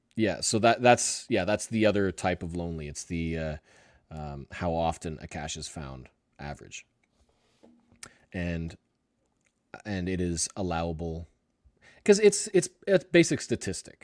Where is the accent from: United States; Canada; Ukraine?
Canada; I'm Canadian.